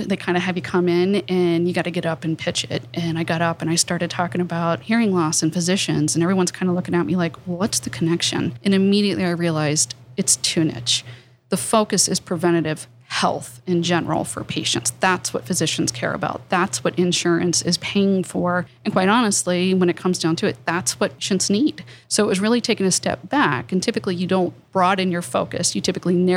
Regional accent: Appalachia, United States; I grew up on the Ohio River, very small town

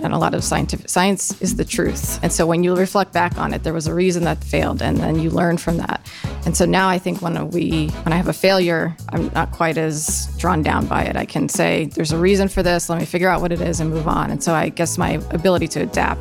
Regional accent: Eastern Pennsylvania, United States; moved away as an adult; now in Ohio, United States; I grew up in Eastern Pennsylvania

